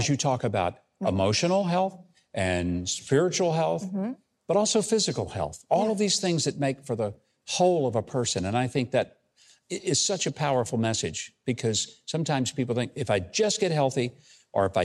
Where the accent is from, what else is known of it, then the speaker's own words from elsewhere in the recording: Arkansas, United States; We are both from Arkansas.